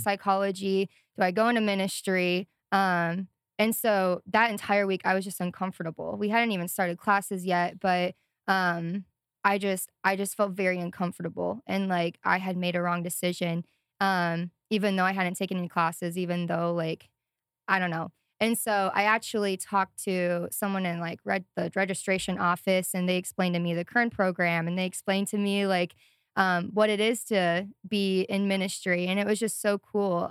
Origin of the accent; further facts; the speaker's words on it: Sioux Falls, South Dakota, United States; moved away as an adult; also born or lived in Missoula, Montana; I grew up in South Dakota, Sioux Falls, South Dakota, and then moved to Missoula, Montana in twenty nineteen with my parents